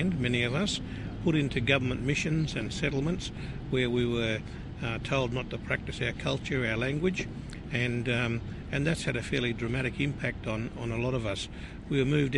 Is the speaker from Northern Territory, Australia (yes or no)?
yes; southwest of Darwin, Northern Territory, Australia; Mum's country, which I grew up in, mostly was just southwest of Darwin